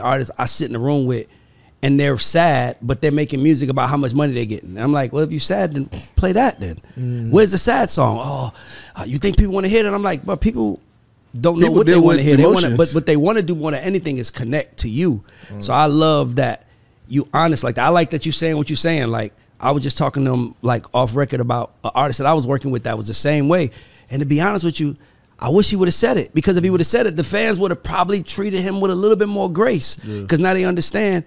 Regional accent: College Park, Georgia, United States; I'm from here. I'm from College Park. I'm from Southside

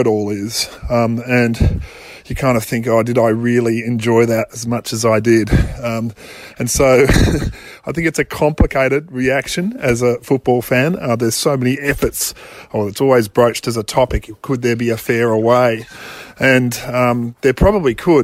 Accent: Australia; being overtly Australian

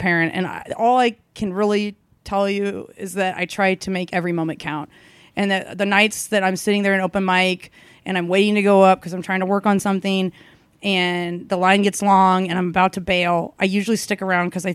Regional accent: Kansas City, United States; born or raised there

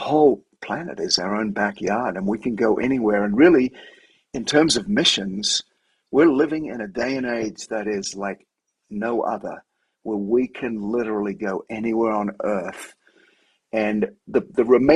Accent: Sydney, New South Wales, Australia; moved away as an adult; now in Denver, United States; my wife's from San Diego, I'm from Sydney. We're beach people

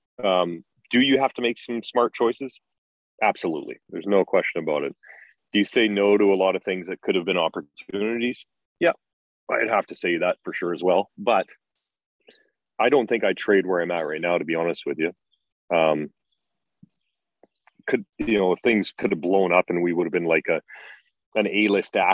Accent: Grande Prairie, Alberta, Canada; I grew up in Grand Prairie, right? Those are my roots.

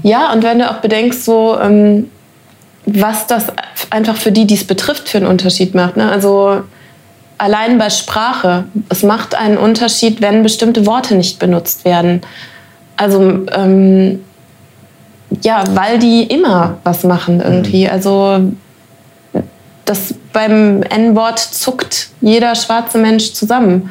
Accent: Germany; ich bin Deutsche

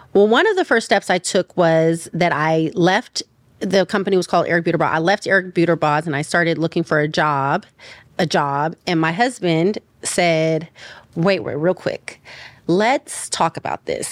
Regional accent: Richmond, California, United States; now in Los Angeles, United States; I'm from the East Bay. I'm from a city called Richmond

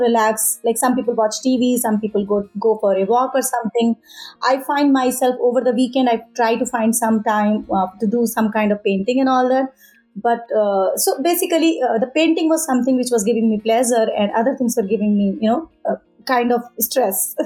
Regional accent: Auraiya, Uttar Pradesh, India; moved away; I am from India, from a small town, Auraya. It's in Uttar Pradesh. There I learned a little bit of art as a part of my education in my childhood.

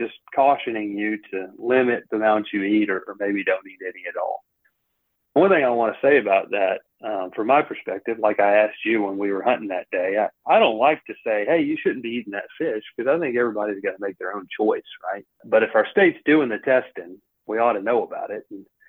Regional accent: Tuscaloosa, Alabama, United States; When I was a kid, I grew up in Tuscaloosa.

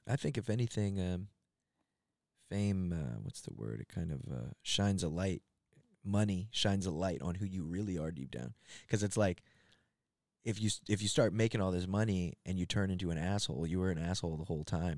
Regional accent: Gaithersburg, Maryland, United States; moved away; where I came up, not far from there, in a, a town called Gaithersburg, and I was, uh, yeah, it's like a suburb

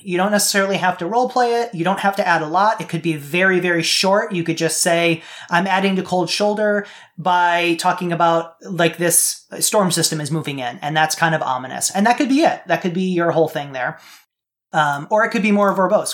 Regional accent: Midwest, United States; I grew up in the Midwest

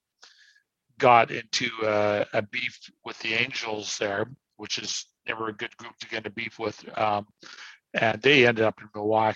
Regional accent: Canada; we're just Canadians

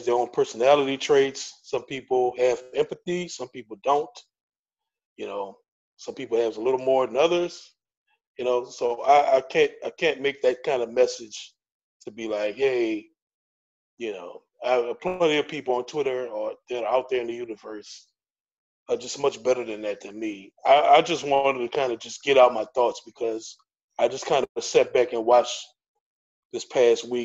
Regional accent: United States; as a black man growing up in America

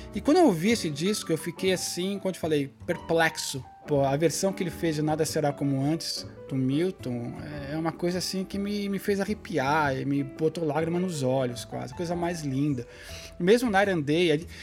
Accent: Brazil; como brasileiro

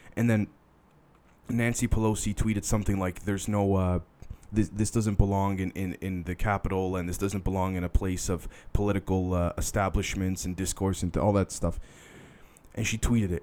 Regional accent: Canada; I'm a Canadian

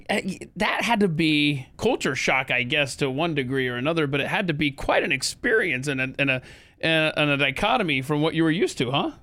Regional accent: the South, United States; I'm from the South

